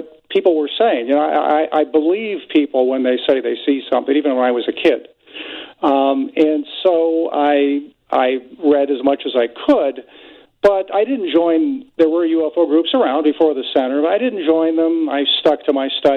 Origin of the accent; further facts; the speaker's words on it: Northwest Indiana, United States; I grew up in Northwest Indiana, so I was close to Chicago